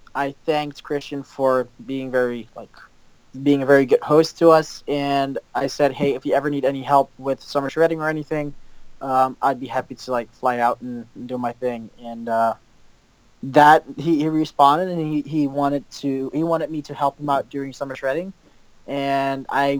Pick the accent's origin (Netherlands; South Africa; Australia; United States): Netherlands; some video work for companies localized here in the Netherlands and like in my hometown